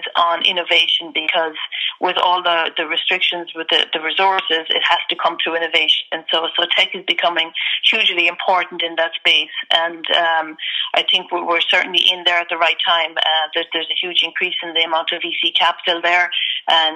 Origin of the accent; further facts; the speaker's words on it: Ireland; I'm originally from Ireland, grew up in Ireland, went to college in Ireland